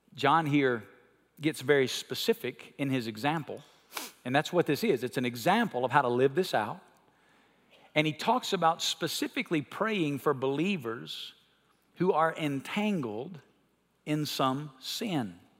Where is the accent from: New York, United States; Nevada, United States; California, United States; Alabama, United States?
Alabama, United States; When I was a kid, I grew up in Alabama